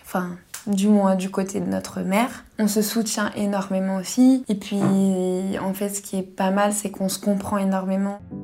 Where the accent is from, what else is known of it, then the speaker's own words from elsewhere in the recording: Paris region, Île-de-France, France; je suis née sous X à Paris